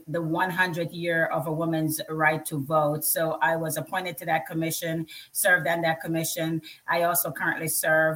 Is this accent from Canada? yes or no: no; Jamaica; now in United States; I grew up in Jamaica.